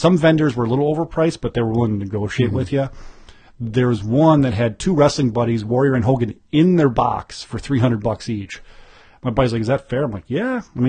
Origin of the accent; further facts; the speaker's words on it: Chicago, Illinois, United States; I'm from Chicago.